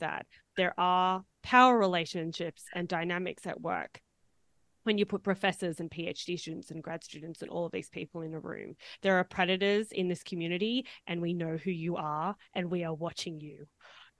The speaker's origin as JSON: {"language": "English", "country": "Australia", "said": "the Australian anthropologists"}